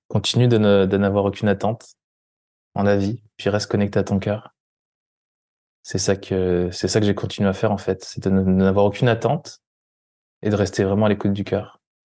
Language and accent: French; France; moved away; en France, en, en, Occident, on nous apprend